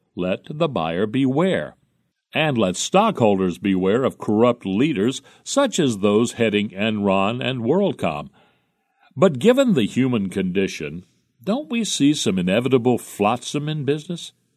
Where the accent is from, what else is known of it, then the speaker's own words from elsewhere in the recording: Jersey City, New Jersey, United States; in nineteen thirty when I was growing up in Jersey City